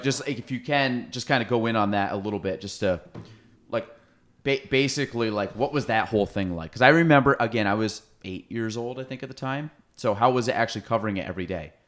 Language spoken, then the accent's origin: English; Chazy, New York, United States; I'm from Chase A, so I went through Miner's Woods